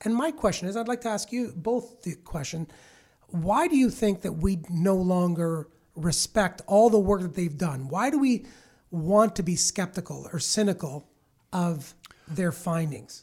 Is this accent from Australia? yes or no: no; Milton, Ontario, Canada; I grew up in Milton back in the seventies